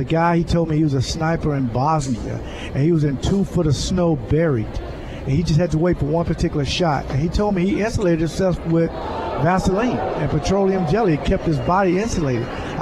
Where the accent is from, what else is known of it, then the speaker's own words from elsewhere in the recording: Jacksonville, Florida, United States; moved away as an adult; also born or lived in Green Bay; growing up in Jacksonville